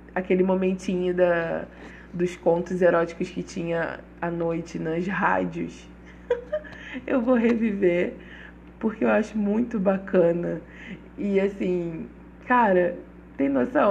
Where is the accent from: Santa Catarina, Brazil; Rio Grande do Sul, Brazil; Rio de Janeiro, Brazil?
Rio de Janeiro, Brazil; accent: carioca; sou carioca, por isso o meu mesmo sai mesmo